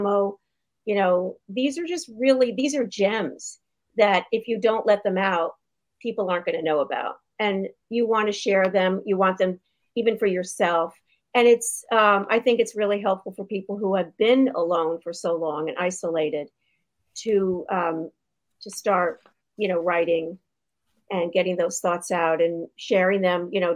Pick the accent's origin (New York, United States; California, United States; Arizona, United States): New York, United States; New York City; I grew up in New York City